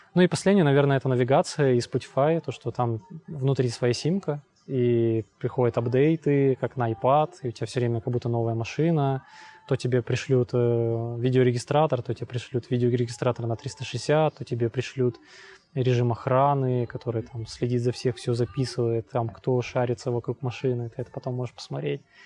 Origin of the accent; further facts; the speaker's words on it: Trekhgorny, Chelyabinsk Oblast, Russia; now in Kyiv, Ukraine; я с, из Челябинской области, с маленького закрытого города. Трехгорный город